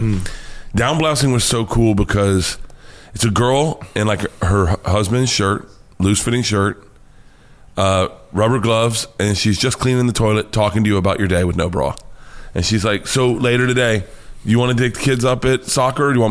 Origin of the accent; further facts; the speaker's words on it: Florida, United States; moved away; I grew up in Florida.